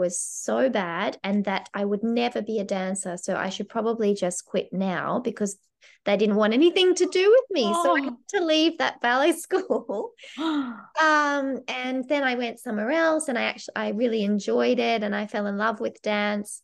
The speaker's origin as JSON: {"language": "English", "country": "Australia", "moved": "as an adult", "lives_now": "Glasgow, United Kingdom", "said": "Being Australian"}